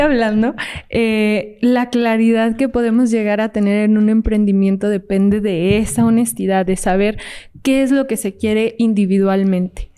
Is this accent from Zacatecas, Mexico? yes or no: yes; Fresnillo, Zacatecas, Mexico; yo soy de Zacatecas, entonces yo estaba ahí en Fresnillo, Zacatecas